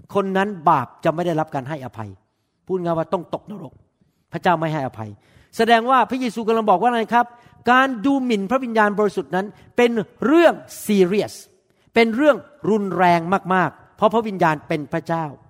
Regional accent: Thailand; moved away; เพราะผมเป็นคนไทยเหมือนกัน บ้านเกิดเมืองนอนผมอยู่ประเทศไทย

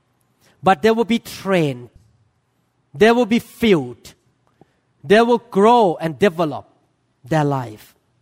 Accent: Thailand; moved away; I used to worship elephant God because I was growing up in Thailand

